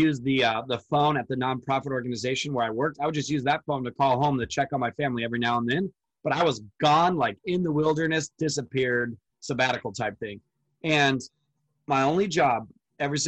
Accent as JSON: {"language": "English", "area": "Orange County", "region": "California", "country": "United States", "tie": "born or raised there", "said": "I live in Orange County, California. So I'm 2 hours from the Mexican border."}